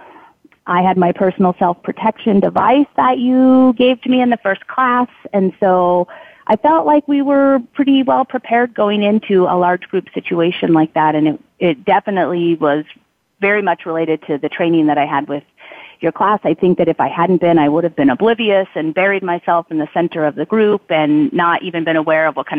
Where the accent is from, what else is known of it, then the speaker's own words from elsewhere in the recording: United States; as an American